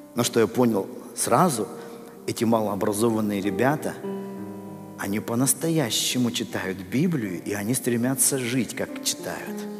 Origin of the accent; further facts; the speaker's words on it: Russia; я вырос в России